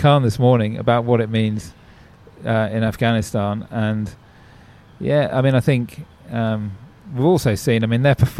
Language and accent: English; England, United Kingdom; now in Australia; you can probably tell from my accent that I'm from England originally.